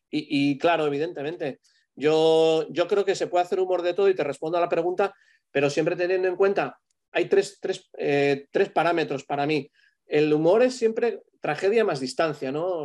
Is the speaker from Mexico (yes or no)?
no; Spain; el último hice el ADN, de, un poco de cómo somos los españoles.